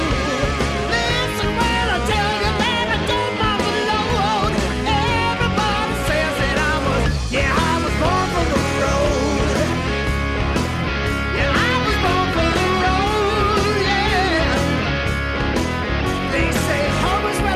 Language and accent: English; London, United Kingdom; moved away; I was the only 12-year-old kid in Southwest London